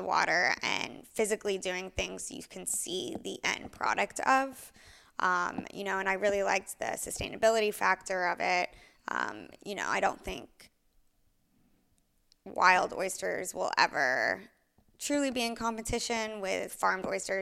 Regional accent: Houston, Texas, United States; moved away as an adult; also born or lived in Orlando, Florida / Tel Aviv; now in Aspen, United States; I was born and raised in Houston

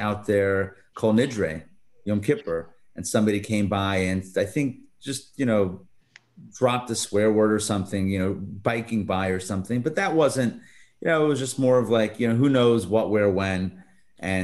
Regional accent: Pittsburgh, Pennsylvania, United States; also born or lived in Brooklyn; now in Atlanta, United States; I grew up in Pittsburgh, in Squirrel Hill, in a very, very tight-knit Jewish neighborhood

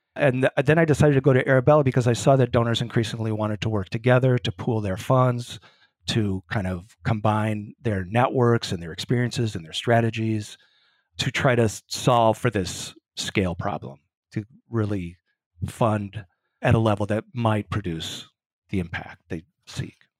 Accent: Grinnell, Iowa, United States; moved away as an adult; also born or lived in St. Paul, Minnesota; now in Chicago, United States; I grew up in Grinnell, Iowa.

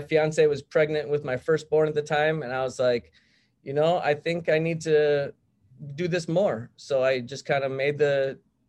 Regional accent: St. Charles, Illinois, United States; I was born and raised here in St. Charles, went to school here. Other than 4 years going to Western Illinois, I've lived here my whole life.

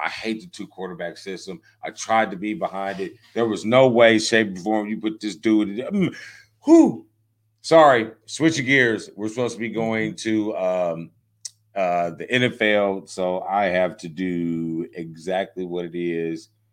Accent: Indianapolis, Indiana, United States; I'm from Indy

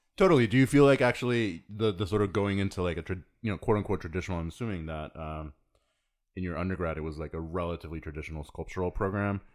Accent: Mexico; I grew up in Mexico, but the, you know, my dad is from Texas

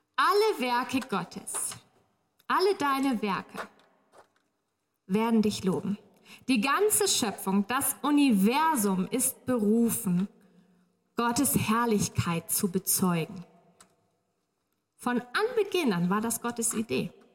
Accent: Northern Germany, Germany; moved away; ich komme aus Norddeutschland

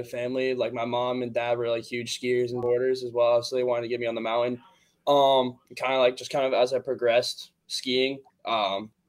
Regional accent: Bedford, New Hampshire, United States; I'm a sophomore from Bedford, New Hampshire

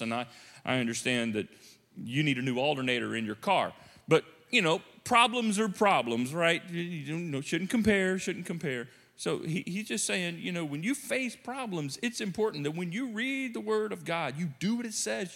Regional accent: United States; as American Christians, modern Christians

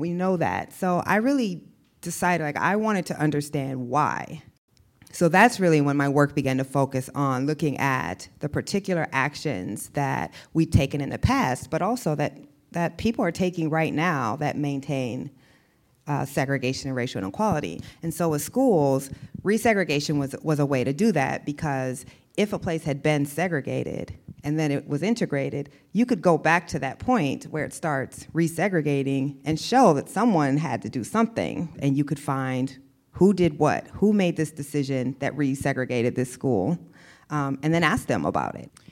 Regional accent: Iowa, United States; moved away as an adult; also born or lived in the South; I grew up in Iowa

